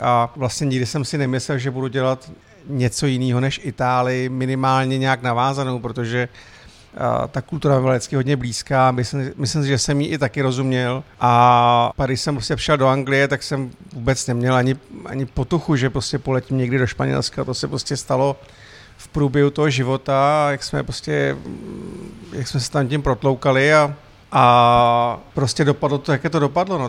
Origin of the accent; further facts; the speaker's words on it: Mariánské Lázně, Karlovy Vary Region, Czechia; moved away as an adult; now in Prague, Czech Republic; jsem Čech, který pochází z Mariánek